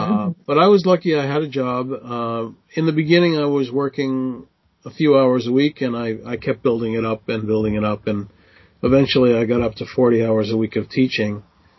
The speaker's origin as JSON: {"language": "English", "country": "Israel", "moved": "yes", "said": "So I came from Israel, and, you know, in Israel in the winter, it doesn't get below 20, you know, in the winter."}